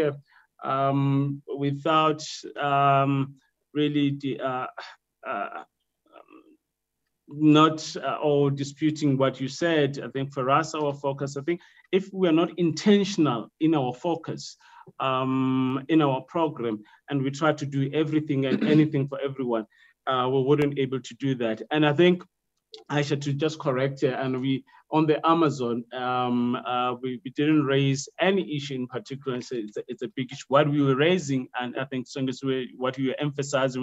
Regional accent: Limpopo, South Africa; moved away; I'm from Limpopo

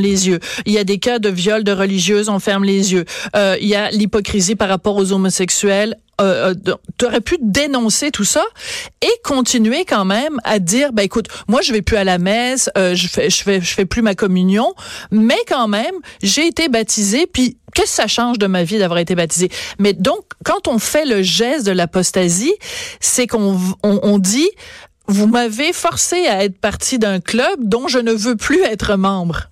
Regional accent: Bordeaux, Nouvelle-Aquitaine, France; je suis née à Bordeaux, euh, en France

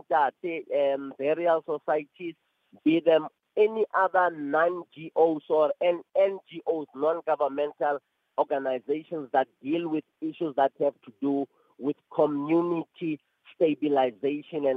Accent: Bekkersdal, Gauteng, South Africa; where I was born and bred in Bekazal and all other areas

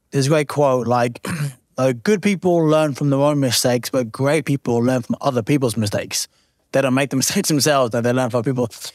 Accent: Lowestoft, East of England, United Kingdom; my little small town where I'm from in Lowestoft

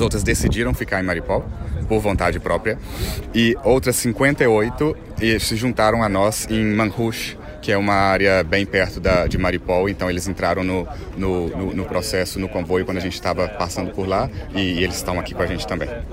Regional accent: Brazil; moved away; sou brasileiro

